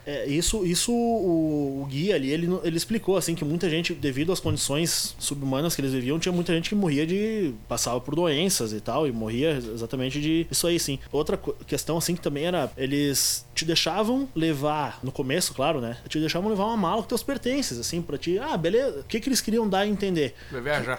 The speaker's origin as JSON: {"language": "Portuguese", "country": "Brazil", "said": "sou brasileiro"}